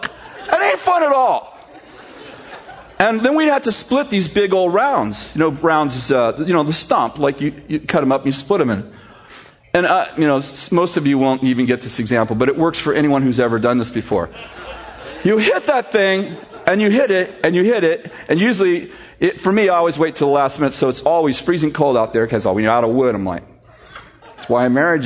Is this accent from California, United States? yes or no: yes; San Jose, California, United States; moved away as an adult; I'm from San Jose